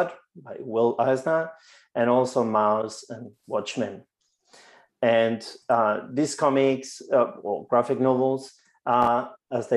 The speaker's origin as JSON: {"language": "English", "country": "Spain", "tie": "born or raised there", "moved": "as an adult", "lives_now": "Victoria, Australia", "said": "I grew up in Spain"}